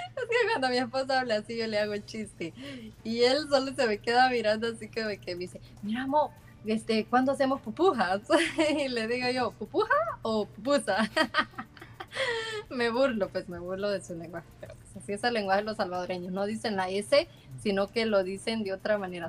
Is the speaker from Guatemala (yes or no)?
yes; Guatemala; soy de Guatemala y sí, a veces se me sale la correntada